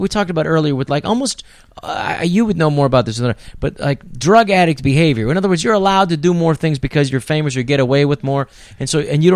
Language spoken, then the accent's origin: English; San Francisco, California, United States; I grew up in San Francisco